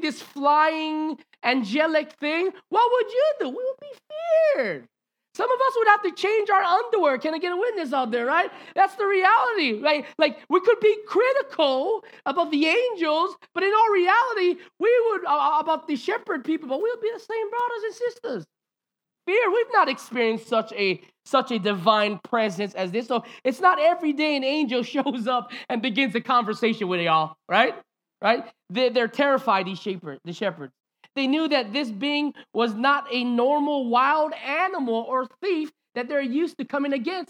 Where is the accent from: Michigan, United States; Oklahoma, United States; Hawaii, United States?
Hawaii, United States; we grew up in Hawaiian culture